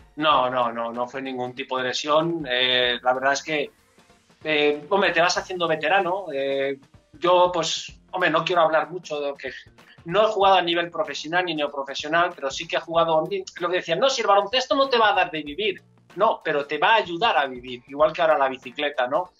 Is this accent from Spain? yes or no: yes; Enguera, Valencian Community, Spain; yo soy de Enguera